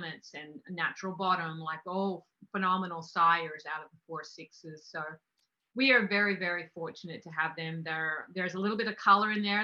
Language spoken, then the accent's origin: English; Australia; I'm from Australia.